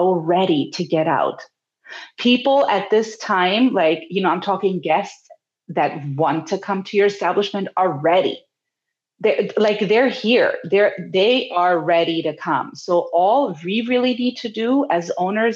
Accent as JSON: {"language": "English", "country": "Germany", "moved": "yes", "lives_now": "California, United States", "said": "I'm from Germany"}